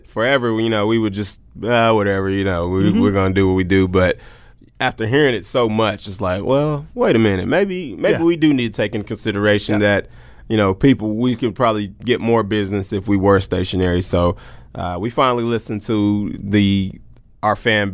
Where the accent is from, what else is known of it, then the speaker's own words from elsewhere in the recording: Oklahoma City, Oklahoma, United States; Born and raised in Oklahoma City, Oklahoma